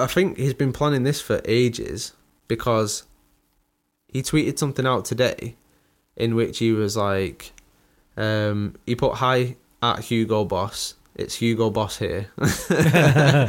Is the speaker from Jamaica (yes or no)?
no; United Kingdom; We're so British, aren't we, over here